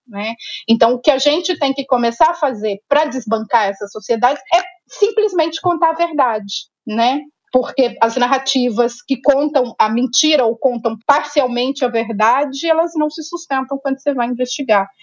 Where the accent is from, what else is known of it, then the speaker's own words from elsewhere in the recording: interior of Minas Gerais, Brazil; eu sou mineira, né, do interior de Minas, nasci